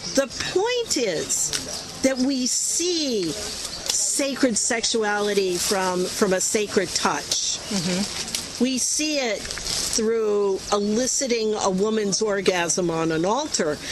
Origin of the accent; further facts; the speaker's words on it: Chicago, Illinois, United States; I come from Chicago and I live spitting distance from Northwestern University